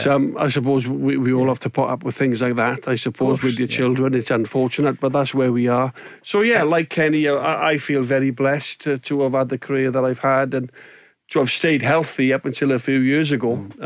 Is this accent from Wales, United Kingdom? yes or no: yes; Wales, United Kingdom; moved away; growing up in Wales, in predominantly a rugby country